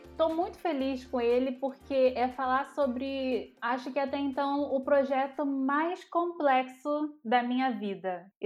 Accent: Rio de Janeiro, Brazil; Eu sou do Rio de Janeiro, cresci e nasci na Baixada Fluminense do Rio de Janeiro

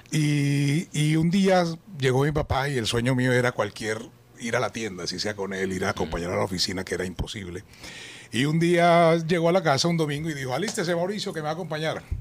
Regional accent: Bogotá, Colombia; born there; also born or lived in Yopal / Apartadó / Neiva / Cali; viví por muchas partes de Colombia, nací en Bogotá, ah. pero muy bebé, seis meses, fue trasladado y viví por Yopal Casanare, apartado de Antioquia, Neiva, Huila, Cali, donde me volví hincha a la América.

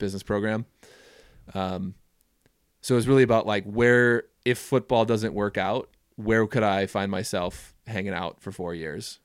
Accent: Minneapolis, Minnesota, United States; moved away as an adult; now in Jackson, United States; I grew up in the Twin Cities of Minnesota

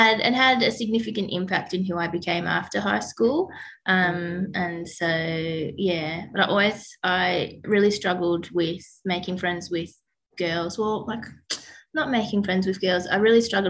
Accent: Dandenong Ranges, Victoria, Australia; grew up in the foothills. So my family's in Selby. When I went to school in like Menzies Creek and Emerald, and then now I live with my family in Mount Dandenong

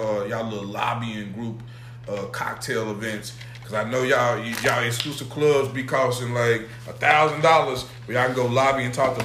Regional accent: the South, United States; I'm from the South

